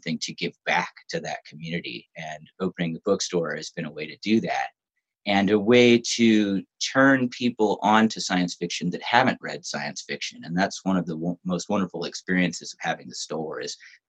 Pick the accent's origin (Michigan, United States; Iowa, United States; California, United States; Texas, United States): California, United States; Southern; I grew up in Southern California